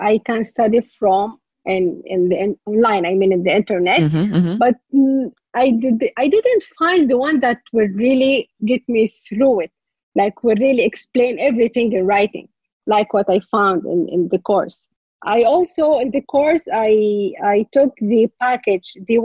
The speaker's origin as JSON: {"language": "English", "country": "Saudi Arabia", "second_language": "English", "said": "I'm from Saudi Arabia."}